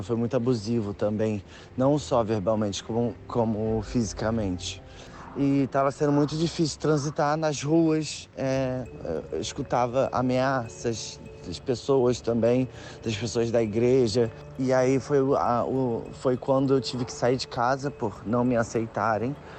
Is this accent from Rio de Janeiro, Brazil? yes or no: yes; Nilópolis, Rio de Janeiro, Brazil; moved away as an adult; now in London, United Kingdom; Eu nasci eh, em Nilópolis, na Baixada Fluminense